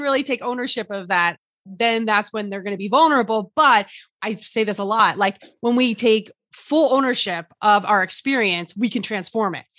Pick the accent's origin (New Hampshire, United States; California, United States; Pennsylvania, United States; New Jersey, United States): New Jersey, United States; I'm from New Jersey.